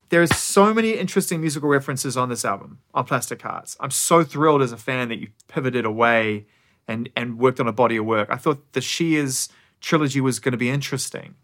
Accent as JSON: {"language": "English", "country": "New Zealand", "said": "I'm from New Zealand"}